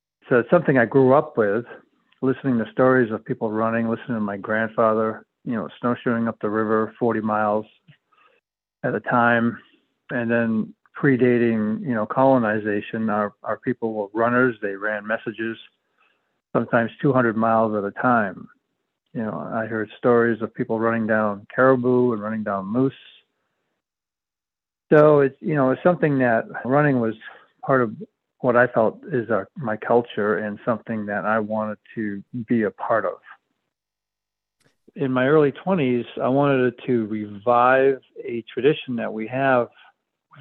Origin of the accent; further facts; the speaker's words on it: Penobscot Reservation, Maine, United States; I grew up on the Penobscot Reservation, part of the Penobscot tribe, native people here in about, I guess what you would call central state